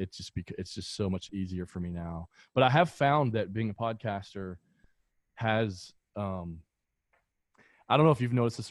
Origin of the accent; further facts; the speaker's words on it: American South, rural Kentucky, United States; that's the sort of environment that I grew up in, right? Like in rural areas in the Kentucky in the American South